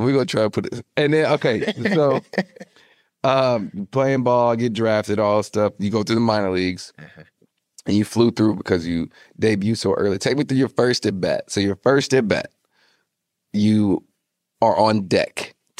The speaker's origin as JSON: {"language": "English", "town": "Nashville", "region": "Tennessee", "country": "United States", "tie": "born or raised there", "said": "growing up in Nashville, man, you know, it would be so cool to stay and play in Nashville."}